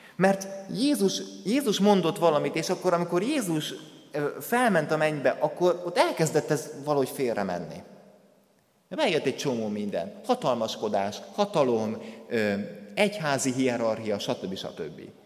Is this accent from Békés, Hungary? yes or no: yes; Kondoros, Békés, Hungary; moved away; az a templom, ahonnan én származom, a Békés megyei Kondorosnak az evangélikus temploma